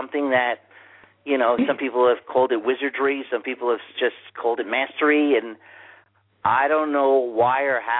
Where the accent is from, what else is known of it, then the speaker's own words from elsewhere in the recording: New York City, New York, United States; growing up in Manhattan